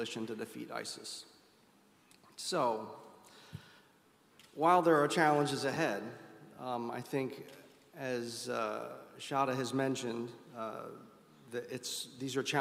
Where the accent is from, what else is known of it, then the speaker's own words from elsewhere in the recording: United States; being an American